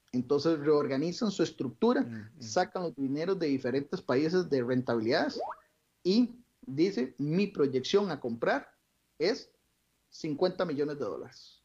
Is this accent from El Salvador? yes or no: no; Costa Rica; como todo costarricense